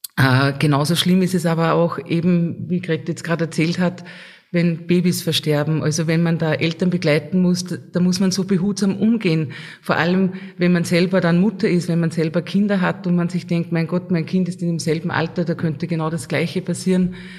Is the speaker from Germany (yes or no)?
no; Lambach, Upper Austria, Austria; bei uns in Lambach